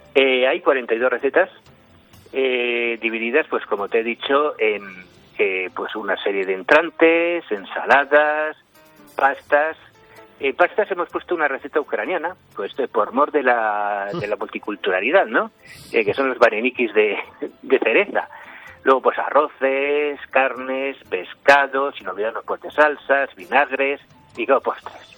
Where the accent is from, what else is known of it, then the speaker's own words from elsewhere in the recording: San Sebastián, Basque Country, Spain; moved away as an adult; now in Navarre, Spain; yo nací en San Sebastián, me vine a trabajar aquí a Navarra, llevo 20 años en Navarra